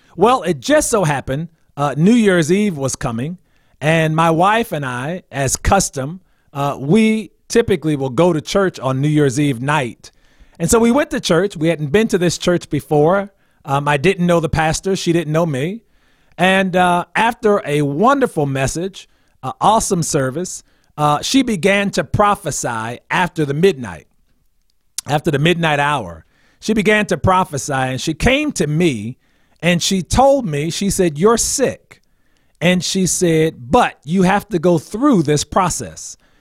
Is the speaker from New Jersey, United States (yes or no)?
yes; New Brunswick, New Jersey, United States; moved away as an adult; also born or lived in Washington, D.C.; I am from New Brunswick, New Jersey, and, uh, that's somewhat central New Jersey